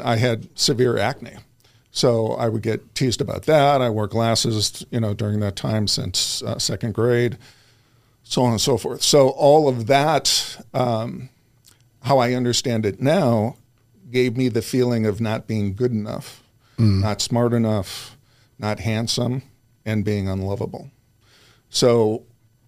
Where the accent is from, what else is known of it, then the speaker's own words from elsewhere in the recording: Park Ridge, Illinois, United States; I grew up in the suburbs of Chicago, Park Ridge, Illinois